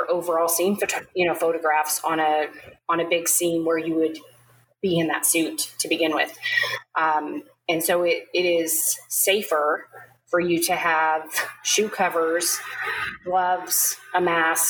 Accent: Wyoming, United States; moved away; my home state of Wyoming

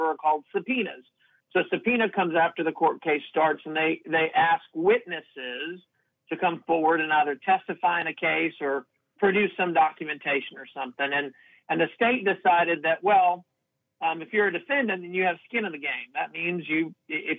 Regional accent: Houston, Texas, United States; Born and raised in Houston, lived in Texas most of my life

